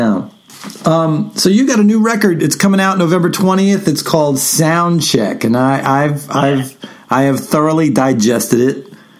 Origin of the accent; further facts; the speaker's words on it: New York, United States; Being a New Yorker as well